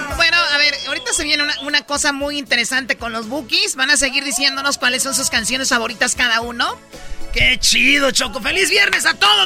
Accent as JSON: {"language": "Spanish", "region": "Michoacán", "country": "Mexico", "said": "Soy de Michoacán, aquí somos bien rápidos"}